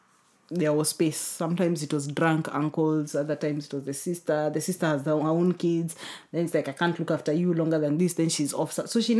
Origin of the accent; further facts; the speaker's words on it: Kenya; also born or lived in United Kingdom; I think because I'm Kenyan.